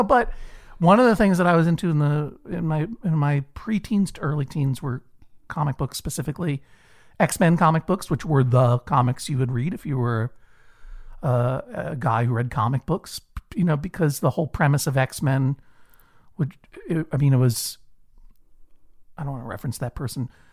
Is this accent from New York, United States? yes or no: no; Brookline, Massachusetts, United States; I, I grew up in Brookline, Massachusetts, uh, a, a leafy suburb, for the most part, of, of Boston